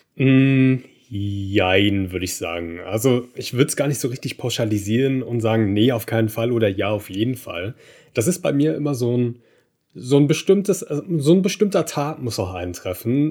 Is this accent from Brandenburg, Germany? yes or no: yes; Berlin, Brandenburg, Germany; ich bin gebürtiger Berliner und habe aber mit der Familie so außerhalb von Berlin gewohnt, also am Randgebiet, dann schon eher Brandenburg